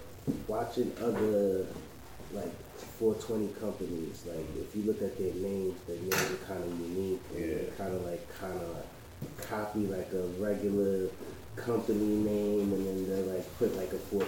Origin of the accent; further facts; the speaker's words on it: Brooklyn, New York, United States; now in Queens, United States; You know, born and raised in Brooklyn. Move to Queens, and just out here.